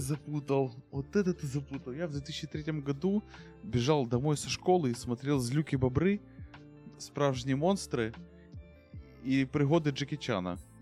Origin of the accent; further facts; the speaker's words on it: Ukraine; я украинец